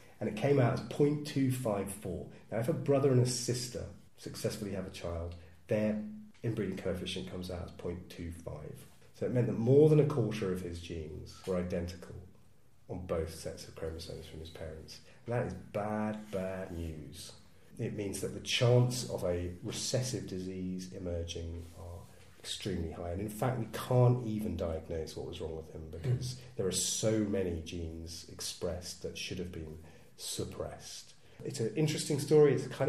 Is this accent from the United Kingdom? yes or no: yes; East of England, United Kingdom; including if I'm from Suffolk, thank you very much